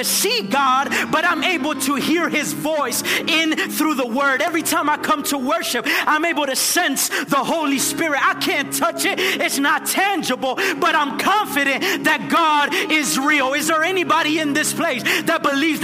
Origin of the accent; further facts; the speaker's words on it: Nicaragua; moved away; I'm from Nicaragua.